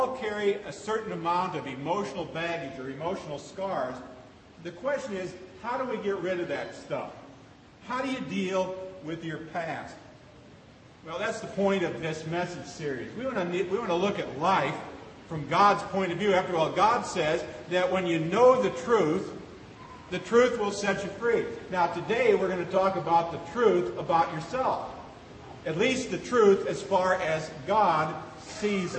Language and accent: English; Seward, Nebraska, United States; moved away; as a kid growing up in Seward, Nebraska, going to the Seward County Fair